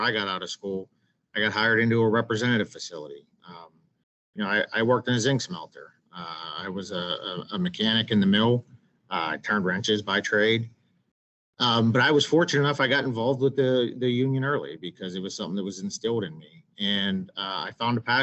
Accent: Western Pennsylvania, United States; I grew up in Western Pennsylvania

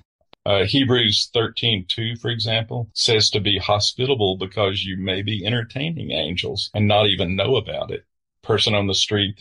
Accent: the American South, United States; I'm a Southerner

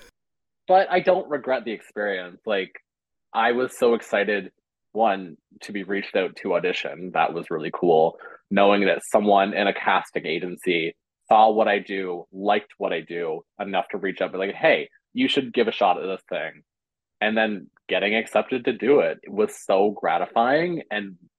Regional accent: West Coast of Newfoundland, Newfoundland and Labrador, Canada; now in St. John's, Canada; when we say West Coast, we mean West Coast of Newfoundland, not West Coast of Canada

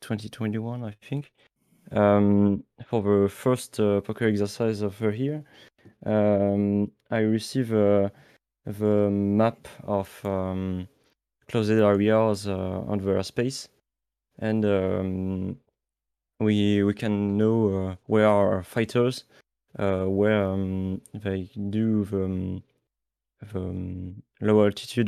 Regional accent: France; also born or lived in Toulouse; I'm from France and I live near Toulouse.

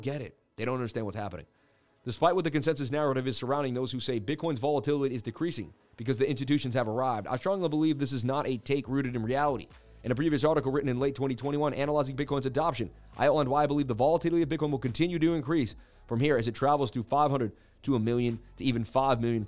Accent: Boston, Massachusetts, United States; I was born in Boston

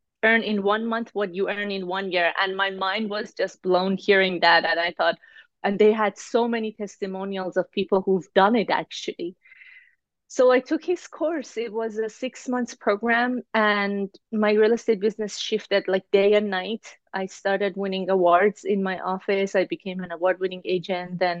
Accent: Iran; now in Toronto, Canada; I live in Toronto, Canada. I'm originally from Iran

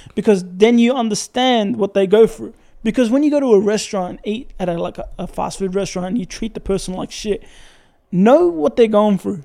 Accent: Syria; now in Australia

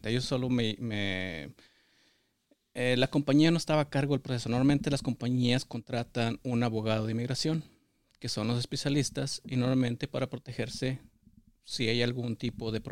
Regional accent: San Pedro de las Colonias, Coahuila, Mexico; moved away as an adult; now in United States; de El Retiro, Coahuila, municipio de San Pedro de las Colonias.

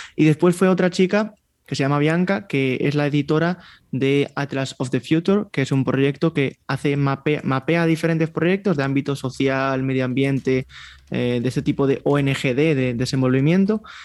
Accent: Vigo, Galicia, Spain; Yo me crié en un, barrio, en Vigo

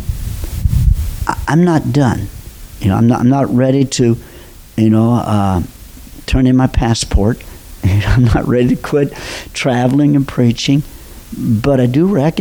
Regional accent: Robinson, Illinois, United States; moved away; I'm from Southern Illinois. I grew up, graduated from high school in Robinson, Illinois.

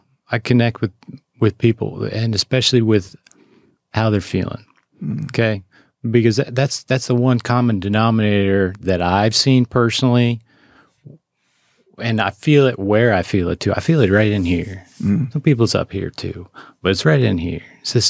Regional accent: Montana, United States; Exactly. Yeah, I'm from Montana, I get it, right?

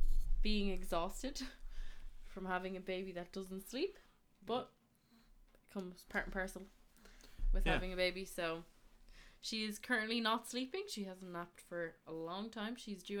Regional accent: Dublin, Leinster, Ireland; also born or lived in Spain / Canada; I was born in Dublin. And I lived between Spain and Ireland for most of my life.

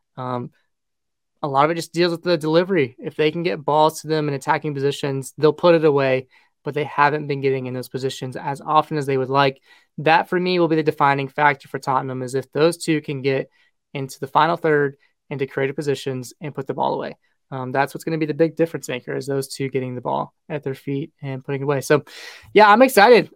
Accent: United States; as an American fan

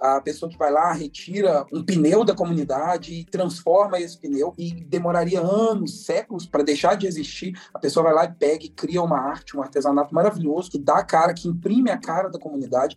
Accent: Santa Luzia, Minas Gerais, Brazil; eu sou de Santa Luzia, Minas Gerais. Sou mineirinho

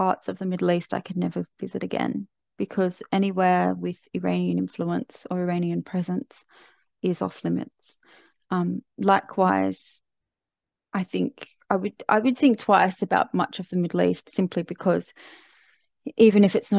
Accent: Australia; As an Australian going to Bali is hardly a remarkable feat.

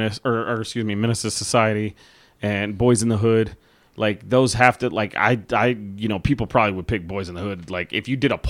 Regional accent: Amarillo, Texas, United States; growing up in a neighborhood that we grew up in Amarillo, Texas

